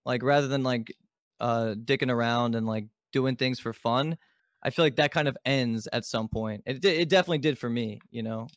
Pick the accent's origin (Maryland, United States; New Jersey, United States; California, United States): Maryland, United States; Baltimore; I was born in Baltimore, Maryland